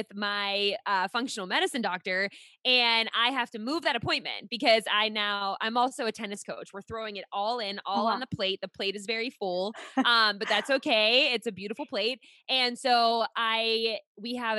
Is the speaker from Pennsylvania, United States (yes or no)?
yes; Pittsburgh, Pennsylvania, United States; moved away as an adult; now in Rhode Island, United States; I live in Rhode Island now, but I born and raised in Pittsburgh for 26 years